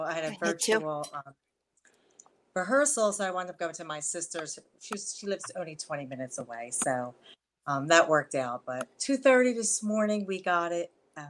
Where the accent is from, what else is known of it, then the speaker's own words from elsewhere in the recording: Memphis, Tennessee, United States; also born or lived in Savannah / Seattle / San Francisco; So I moved to Seattle, San Francisco, but I grew up in Memphis, and I lived in Savannah for a little bit. So my accent could be a little bit mixed